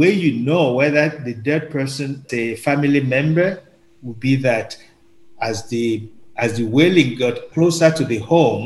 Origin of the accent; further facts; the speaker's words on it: Nigeria; now in Canada; I'm originally from Nigeria, as a Yoruba